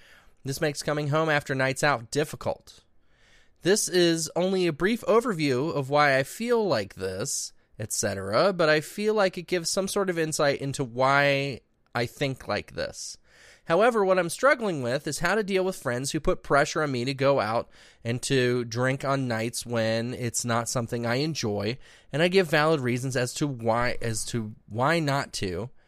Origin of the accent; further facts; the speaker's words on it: Ireland; unfortunately for me, I'm Irish, so there's a huge culture and expectation around drinking.